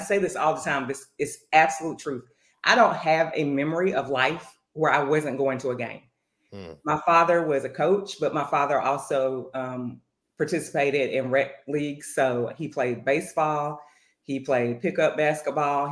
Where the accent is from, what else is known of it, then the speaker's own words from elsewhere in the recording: North Carolina, United States; And I'm from North Carolina. I grew up on Tobacco Road